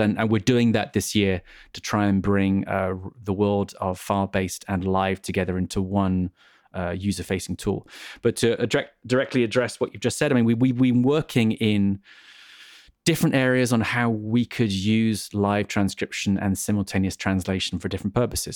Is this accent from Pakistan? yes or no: no; England, United Kingdom; I'm an English person